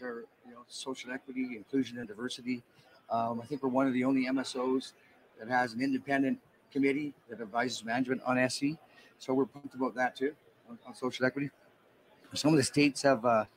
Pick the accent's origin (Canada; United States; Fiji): Canada; Western Canada; I'm from Western Canada